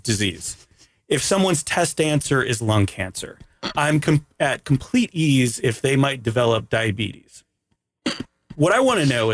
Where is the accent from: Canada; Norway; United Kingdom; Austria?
Canada; I'm from Canada